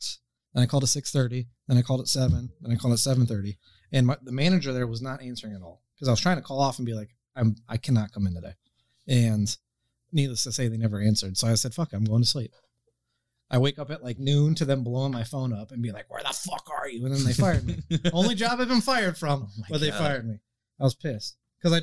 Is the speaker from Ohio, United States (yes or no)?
yes; LaGrange, Ohio, United States; I grew up in LaGrange